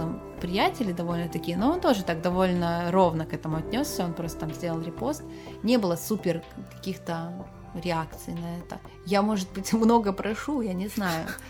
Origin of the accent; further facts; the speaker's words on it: Petrozavodsk, Republic of Karelia, Russia; я же из Петрозаводска